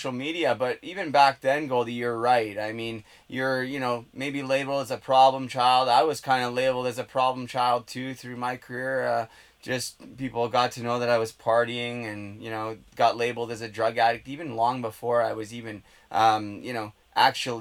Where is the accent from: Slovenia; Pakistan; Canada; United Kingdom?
Canada; Port Coquitlam, British Columbia; I'm from Port Coquitlam